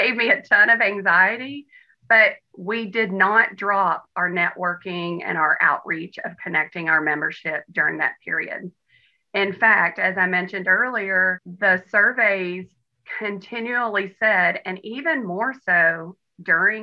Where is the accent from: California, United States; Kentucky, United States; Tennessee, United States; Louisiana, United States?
Kentucky, United States; Western; I'm from Western Kentucky